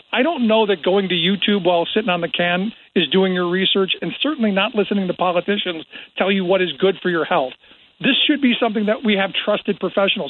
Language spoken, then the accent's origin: English; Cleveland, Ohio, United States; I grew up in Cleveland, which was basically the home of both of those things